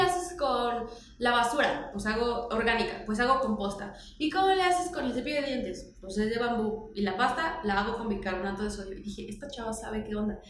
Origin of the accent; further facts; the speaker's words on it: Morelos, Mexico; crecí la mayor parte de mi adolescencia en Morelos